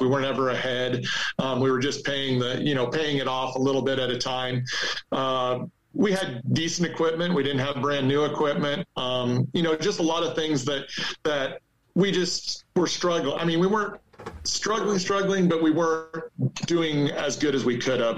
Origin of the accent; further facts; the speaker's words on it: Almena, Kansas, United States; I grew up on a farm uh, in Norton County, Kansas